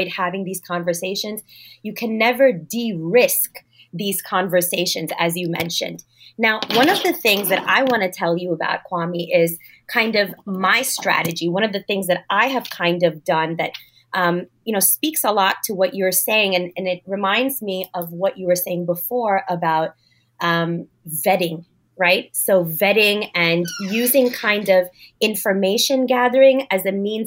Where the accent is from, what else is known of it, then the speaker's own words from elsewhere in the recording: New York City, New York, United States; of course I speak good English. I was born in Brooklyn